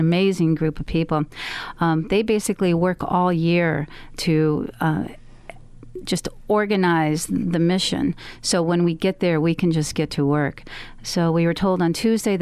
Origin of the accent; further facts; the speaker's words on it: United States; we're from America. We don't speak the same language